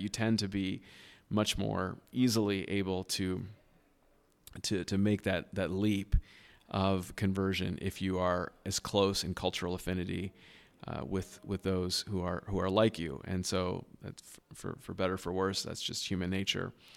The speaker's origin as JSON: {"language": "English", "region": "Southern California", "country": "United States", "tie": "born or raised there", "moved": "as an adult", "lives_now": "Boston, United States", "said": "I was born and raised in Southern California, uh, to a very loving home"}